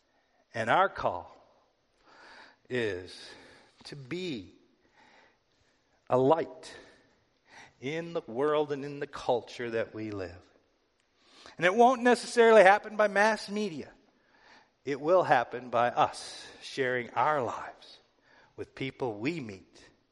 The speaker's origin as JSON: {"language": "English", "country": "United States", "said": "I'm an American"}